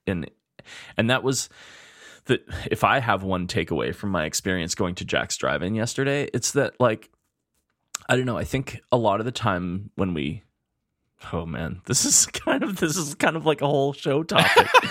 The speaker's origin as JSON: {"language": "English", "town": "Spruce Grove", "region": "Alberta", "country": "Canada", "tie": "born or raised there", "lives_now": "Edmonton, Canada", "said": "when I was growing up in Spruce Grove"}